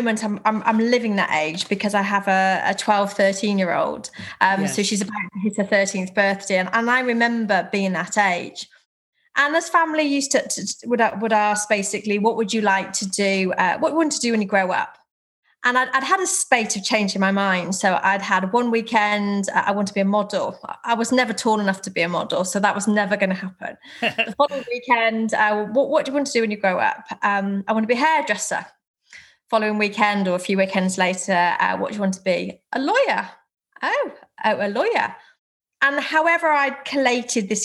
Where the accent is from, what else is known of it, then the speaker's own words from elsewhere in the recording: Herefordshire, West Midlands, United Kingdom; moved away as an adult; now in Cheshire, United Kingdom; I was born in Herefordshire, and at 18, as many people did, I went off to university, and so I set off from a little village in Herefordshire into Cheshire